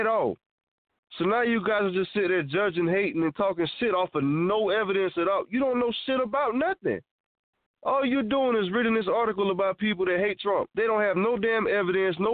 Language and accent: English; United States; as an American citizen